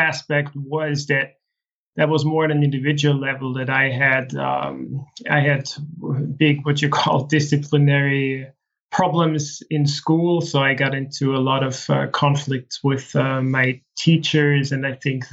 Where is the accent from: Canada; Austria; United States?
Austria; from the age of six, I grew up in a small village in the Austrian Alps.